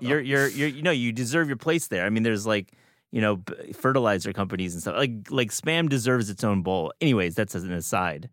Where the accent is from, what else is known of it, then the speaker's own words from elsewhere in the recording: Michigan, United States; moved away; also born or lived in Wisconsin; I'm from Michigan. I went to college in Wisconsin